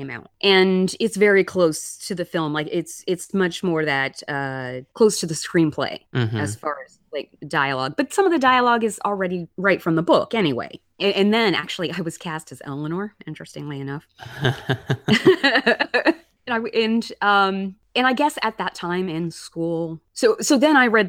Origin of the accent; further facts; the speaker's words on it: Alabama, United States; I grew up in Alabama